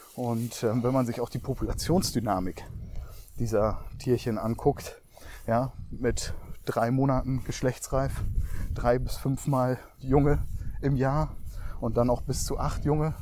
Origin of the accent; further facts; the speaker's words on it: Emsland, Lower Saxony, Germany; das Emsland, ja, meine Heimat